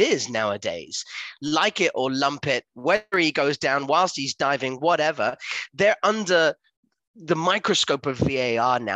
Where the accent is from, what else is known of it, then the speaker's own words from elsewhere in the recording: England, United Kingdom; as the English nation people